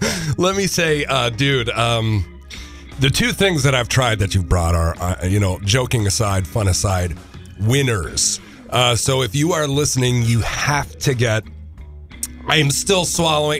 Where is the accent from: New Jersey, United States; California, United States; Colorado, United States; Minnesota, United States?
Minnesota, United States; Minneapolis; I'm from Minneapolis.